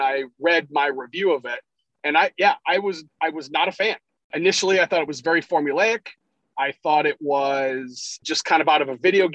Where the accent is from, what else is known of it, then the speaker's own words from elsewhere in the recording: Cleveland, Ohio, United States; I'm from Cleveland